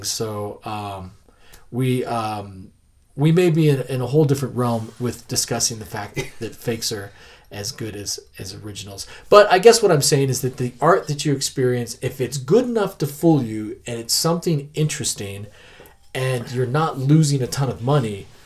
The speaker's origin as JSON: {"language": "English", "town": "Denver", "region": "Colorado", "country": "United States", "tie": "born or raised there", "said": "I grew up in North Denver."}